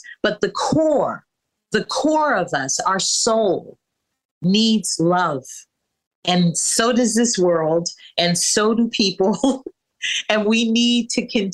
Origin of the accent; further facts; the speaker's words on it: San Francisco, California, United States; growing up in San Francisco when I was 6 years old